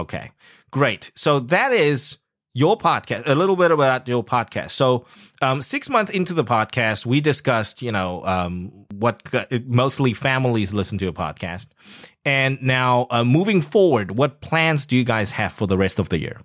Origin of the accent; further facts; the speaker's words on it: South Africa; now in Taiwan; I grew up in South Africa